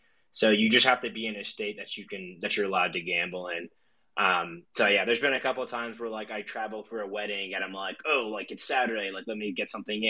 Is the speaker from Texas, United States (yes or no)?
yes; Texas, United States; now in Colorado, United States; So I currently live in Colorado, but I'm from Texas originally.